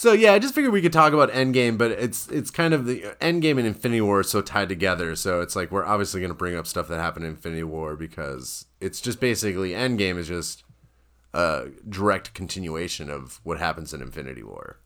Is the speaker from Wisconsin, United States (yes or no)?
yes; Wisconsin, United States; moved away; I grew up in Wisconsin